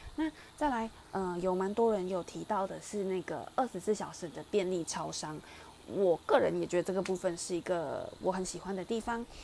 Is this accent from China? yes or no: no; Malaysia; now in Taiwan; 我小时候在马来西亚念书的时候